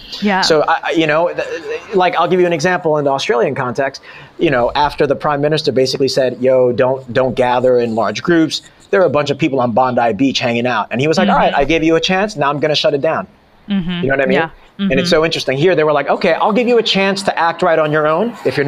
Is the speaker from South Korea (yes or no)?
yes; South Korea; born there; I was born in Korea, so I had to become nationalized and naturalized